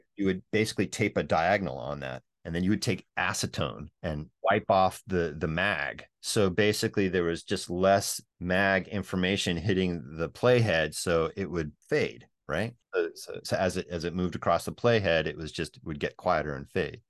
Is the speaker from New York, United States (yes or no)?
no; Northern California, United States; we're both from Northern California